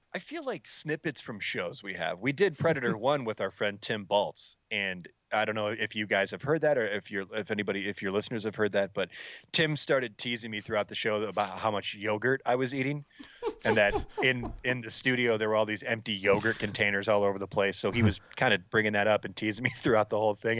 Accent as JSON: {"language": "English", "town": "Allen Park", "region": "Michigan", "country": "United States", "tie": "born or raised there", "said": "growing up in Allen Park, I, I'm like 10, 15 minutes outside of the the city of Detroit"}